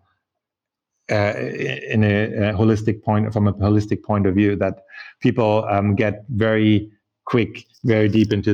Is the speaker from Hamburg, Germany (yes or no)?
no; Munich, Bavaria, Germany; moved away as an adult; also born or lived in New York, United States / Tokyo, Japan; I grew up in Munich, in Germany, and I went to New York to go to Parsons School of Design